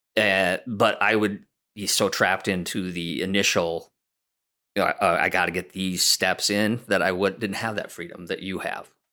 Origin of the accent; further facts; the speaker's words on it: Iowa, United States; moved away as an adult; when we were growing up in Iowa